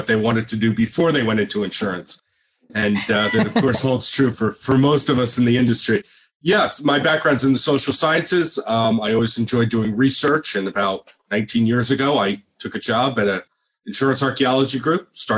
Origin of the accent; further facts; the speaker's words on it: New Jersey, United States; being born and bred in New Jersey